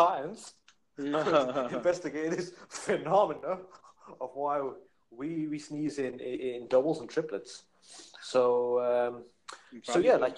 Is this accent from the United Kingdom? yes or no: yes; United Kingdom; We are British citizens of Pakistani background.